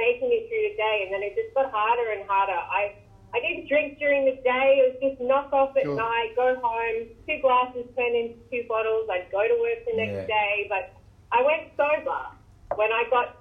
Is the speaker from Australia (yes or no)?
yes; Queensland, Australia; now in Ocean Grove, Australia; I'm from Queensland